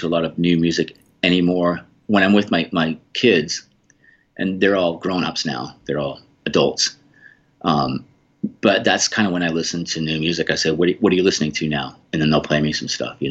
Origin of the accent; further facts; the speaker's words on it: Boulder, Colorado, United States; I grew up in Boulder, Colorado